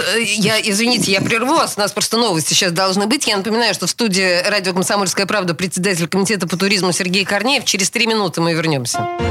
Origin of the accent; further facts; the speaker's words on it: Saint Petersburg, Russia; мы Петербург петербуржцы